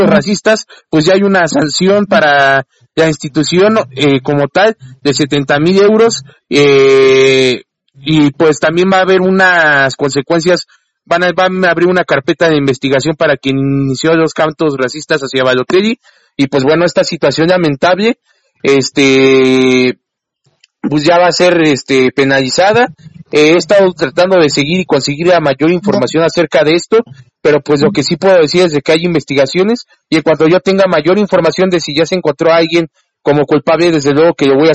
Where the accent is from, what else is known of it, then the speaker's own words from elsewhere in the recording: Mexico; no ha tenido la oportunidad de mostrarse como como bueno, uno como mexicano quisiera